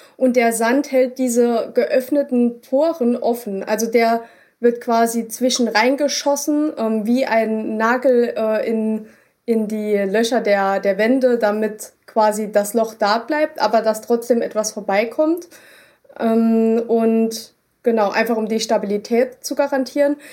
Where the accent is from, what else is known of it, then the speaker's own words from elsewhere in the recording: Germany; bei uns in Deutschland